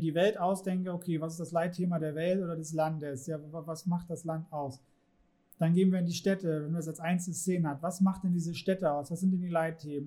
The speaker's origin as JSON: {"language": "German", "country": "Germany", "said": "in unserer Gesellschaft, Kultur, in der wir jetzt hier leben, als Deutsche"}